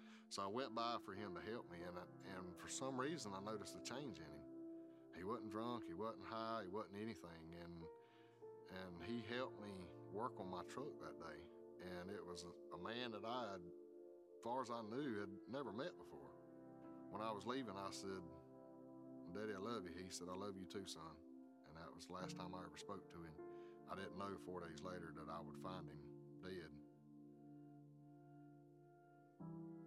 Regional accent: South Georgia, United States; Growing up in South Georgia

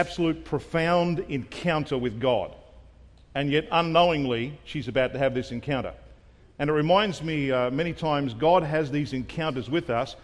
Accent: Australia; also born or lived in Rockhampton; being an Australian

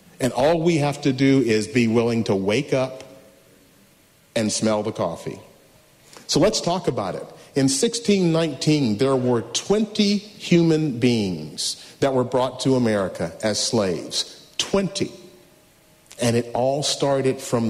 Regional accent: Memphis, Tennessee, United States; I was born and raised in Memphis, Tennessee.

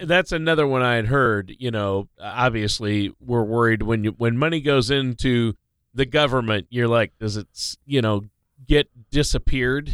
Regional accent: Minnesota, United States; moved away; Minnesota, my home state

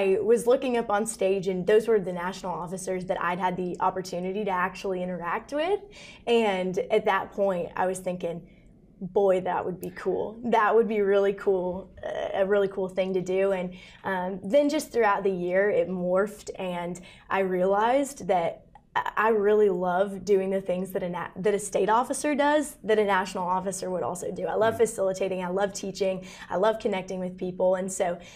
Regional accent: Ainsworth, Nebraska, United States; I grew up in Ainsworth, Nebraska, a rural community

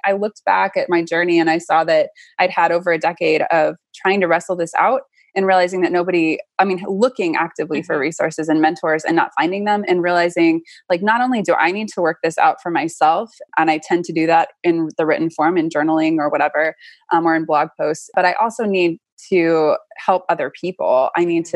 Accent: Austin, Texas, United States; I grew up in Austin

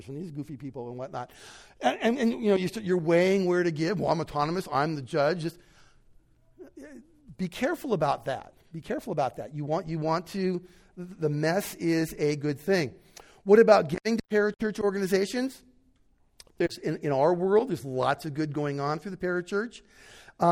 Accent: United States; an American born and bred, raised

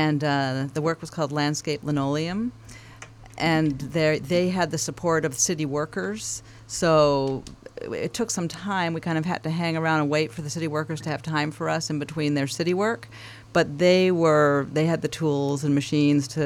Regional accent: Vancouver, British Columbia, Canada; in Vancouver, where I grew up, in Canada

